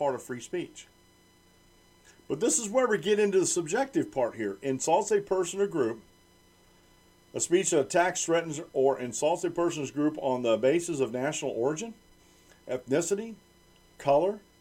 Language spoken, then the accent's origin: English; United States; I'm a native-born American. I'm an American. I was born in America